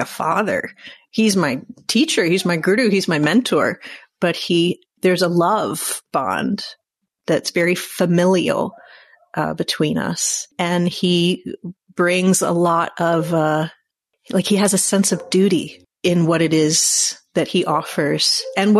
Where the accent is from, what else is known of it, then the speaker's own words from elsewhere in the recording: United States; I'm an American white woman.